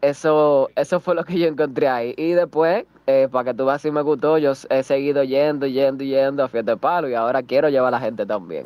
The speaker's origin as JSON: {"language": "Spanish", "town": "Villa Mella", "region": "Distrito Nacional", "country": "Dominican Republic", "said": "yo soy de Villamella"}